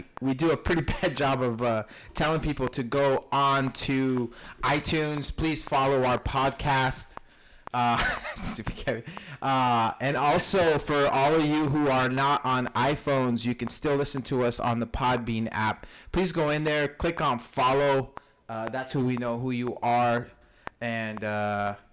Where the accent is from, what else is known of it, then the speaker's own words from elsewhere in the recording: Mexico; from Mexico